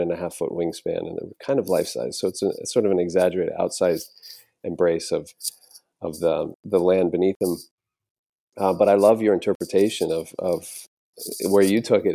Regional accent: an island on the Gulf Coast of Florida, United States; moved away; having grown up on this island in, on the Gulf Coast of Florida

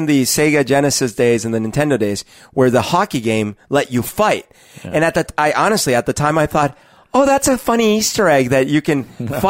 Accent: Colombia; growing up in Colombia in the 80s, the three main things that were used to diffuse how messed up everything was.

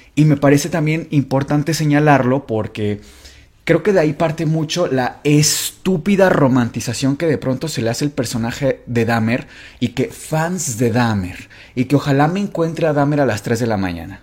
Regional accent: Mexico; a nosotros como latinos, como mexicanos

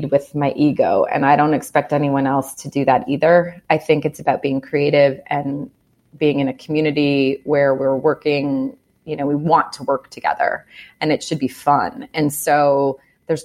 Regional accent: Chicago, Illinois, United States; also born or lived in Evanston; I'm from Chicago

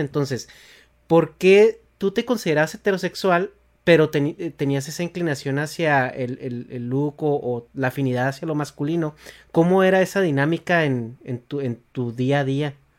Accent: Chihuahua, Mexico; yo soy de Chihuahua

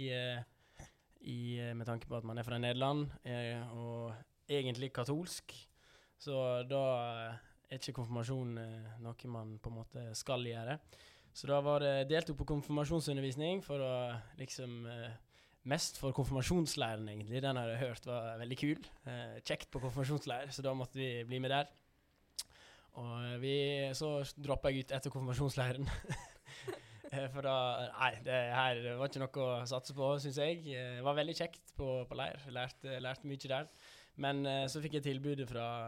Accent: Davik, Vestland, Norway; oppveksten på Davik, den har vært uh, top notch

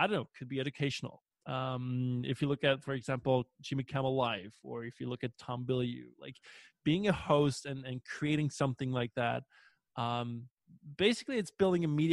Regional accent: Belgium; English is a second language; we as Belgian people

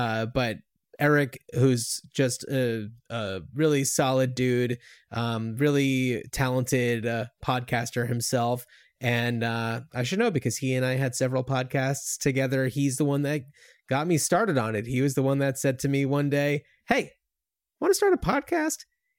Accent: East Coast, United States; And we grew up on the East Coast, and when I was in high school and like looking at colleges, I think that I only ever made it as far as New Hampshire

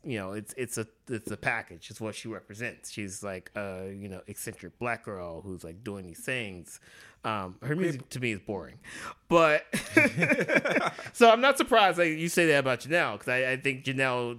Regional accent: United States; we're Americans

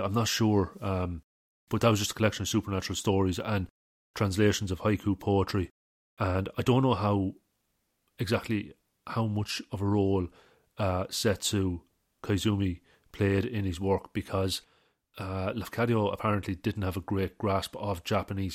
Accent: Midlands, Ireland; I'm from the Midlands

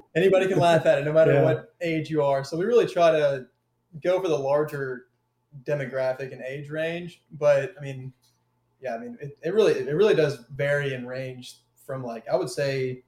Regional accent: Louisville, Kentucky, United States; we're a family of five from Louisville, Kentucky

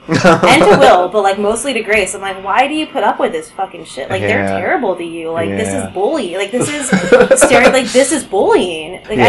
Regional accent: Southern California, United States; now in Chicago, United States; I grew up in Southern California

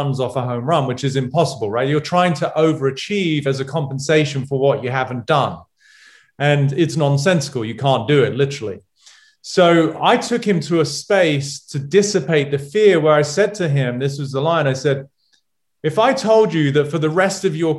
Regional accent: England, United Kingdom; moved away; as a Brit, never played baseball, never watched baseball

